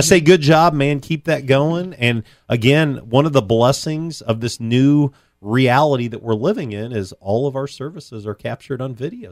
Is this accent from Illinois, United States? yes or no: yes; Champaign, Illinois, United States; I grew up in Champaign